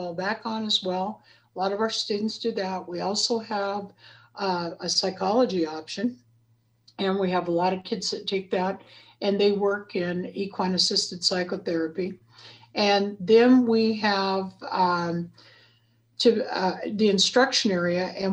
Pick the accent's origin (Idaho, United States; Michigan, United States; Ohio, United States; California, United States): Idaho, United States; Tendoy; moved away as an adult; now in Dillon, Montana, United States; I grew up over the hill and we're in the southwest corner of Montana. And over the hill is, there's a little place in Idaho called Tendoy, Idaho. And I'm from Tendoy.